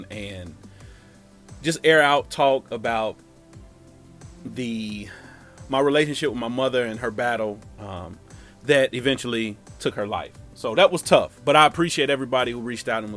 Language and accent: English; Cincinnati, Ohio, United States; moved away; also born or lived in Tampa, Florida; my hometown of Cincinnati